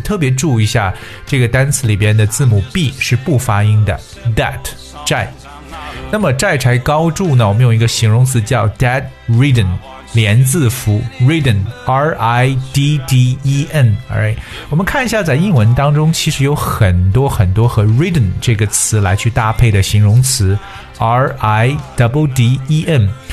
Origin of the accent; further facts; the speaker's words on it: China; 在我们中国人处事的哲学当中